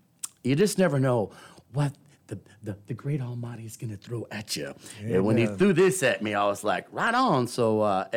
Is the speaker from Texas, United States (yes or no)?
yes; Houston, Texas, United States; I was born and raised in Houston.